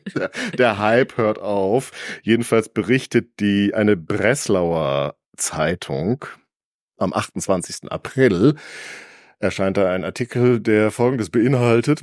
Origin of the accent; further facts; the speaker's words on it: County of Mark, North Rhine-Westphalia, Germany; da, wo ich herstamme, die Grafschaft Mark